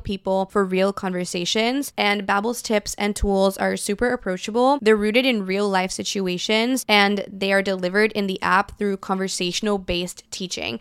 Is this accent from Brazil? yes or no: yes; Brazil; moved away; I'm fluent in three different languages because I grew up in Brazil, I speak Portuguese fluently